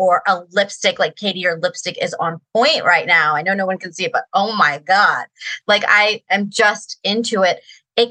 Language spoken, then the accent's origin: English; Sterling, Virginia, United States; also born or lived in Reston, Virginia; I grew up in Virginia too